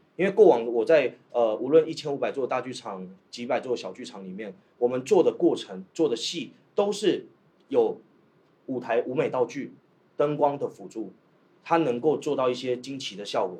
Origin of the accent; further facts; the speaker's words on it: Taiwan; also born or lived in Shantou; now in Guangzhou, China; 我不是大陆人，我是个台湾人对。其实我在台湾学习的，呃，戏剧体系